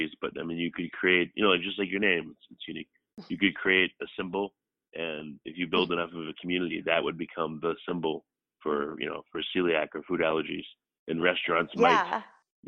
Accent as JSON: {"language": "English", "region": "New York", "country": "United States", "moved": "yes", "lives_now": "Austin, United States", "said": "I'm from New York"}